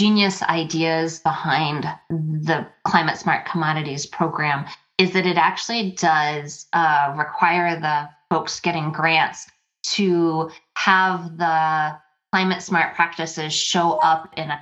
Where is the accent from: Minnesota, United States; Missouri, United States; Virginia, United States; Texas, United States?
Minnesota, United States; my home state here, the great